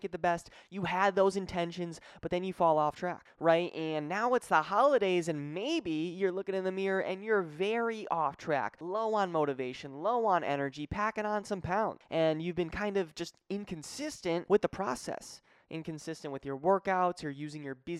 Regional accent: Connecticut, United States; moved away as an adult; also born or lived in Springfield, Massachusetts; now in Florida, United States; I'm from Connecticut, but I was living in Springfield at the time

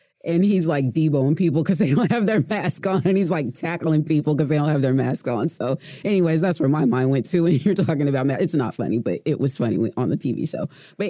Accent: Bay Area, California, United States; also born or lived in Oklahoma; now in Oklahoma City, United States; I grew up in the Bay Area in California, and one thing that I did notice when I moved to Oklahoma was like, they don't have sidewalks.

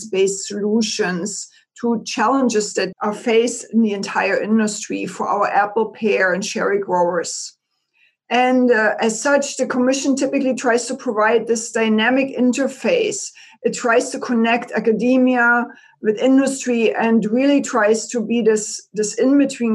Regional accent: East Germany, Germany; moved away as an adult; now in Eastern Washington, United States; I grew up in East Germany and I am an agriculture engineer by training.

